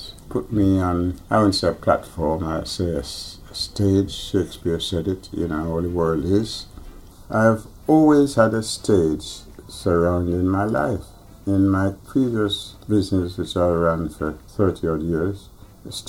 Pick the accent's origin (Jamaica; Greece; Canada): Jamaica; now in London, United Kingdom; I was born in Jamaica